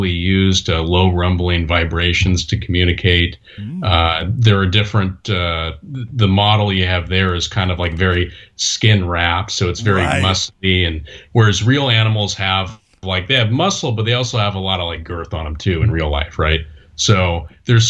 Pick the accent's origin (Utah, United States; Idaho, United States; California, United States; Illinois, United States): California, United States; Orange County; I grew up in Orange County, so I'm pretty close